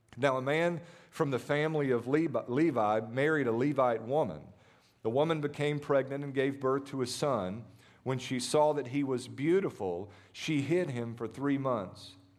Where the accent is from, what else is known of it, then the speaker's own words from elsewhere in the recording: United States; as American Christians